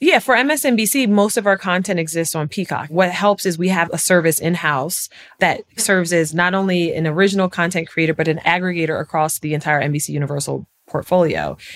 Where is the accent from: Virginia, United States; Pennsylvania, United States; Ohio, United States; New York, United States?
Pennsylvania, United States; York; I was born in York, Pennsylvania. It's nine square miles, home of the Peppermint Patty, if you've ever had a York Peppermint Patty. And it was a very interesting city to grow up in.